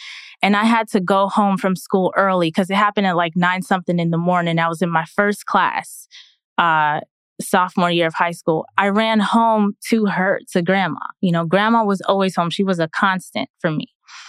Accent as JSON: {"language": "English", "town": "Queens", "region": "New York", "country": "United States", "tie": "born or raised there", "said": "So my family, I'm first generation Jamaican American. My family's from Jamaica."}